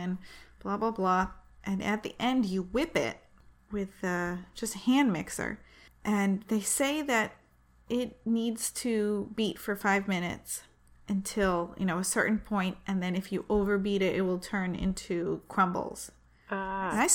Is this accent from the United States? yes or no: yes; Manchester, New Hampshire, United States; my hometown, Manchester, New Hampshire